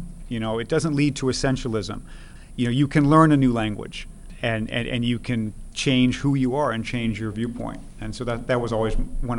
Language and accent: English; Missouri, United States; I grew up in Missouri, and when I was a small child, my family had a year of sabbatical in Sweden, and I sort of learned a little bit of that, but that was it.